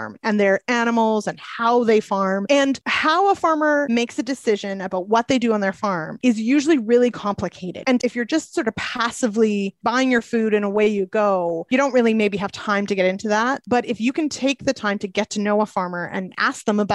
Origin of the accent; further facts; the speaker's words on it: Manitoba, Canada; moved away; I'm actually from Manitoba originally.